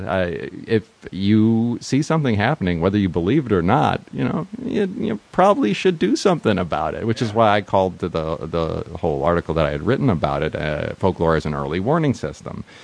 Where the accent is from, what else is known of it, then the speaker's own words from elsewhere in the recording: New York, United States; also born or lived in San Francisco; now in Los Angeles, United States; I came here from San Francisco, uh, uh but uh, originally from New York